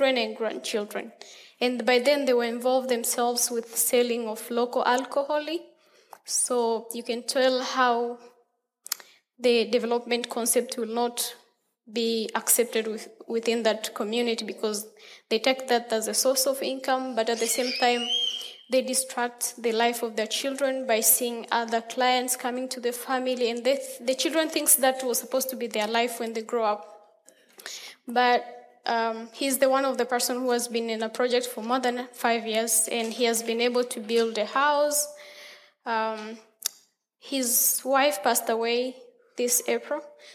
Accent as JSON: {"language": "English", "country": "Tanzania", "said": "I came from Tanzania, and I'll be here for 7 weeks"}